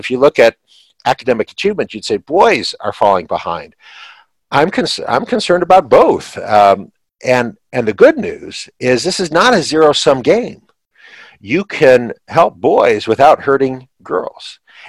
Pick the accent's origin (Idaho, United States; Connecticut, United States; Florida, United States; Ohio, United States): Ohio, United States; Shaker Heights; moved away as an adult; also born or lived in Maryland; now in Pennsylvania, United States; I grew up in Northern Ohio. We get snow. When I was growing up in just outside Cleveland, Ohio